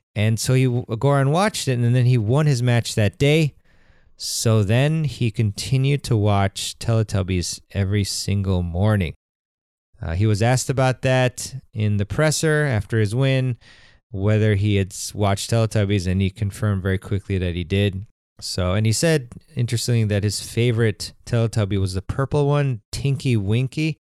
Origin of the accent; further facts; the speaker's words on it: United States; I'm American